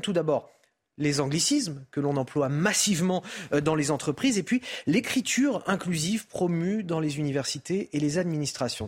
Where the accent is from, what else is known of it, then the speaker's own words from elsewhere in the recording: Paris, Île-de-France, France; Moi, en tant que parisien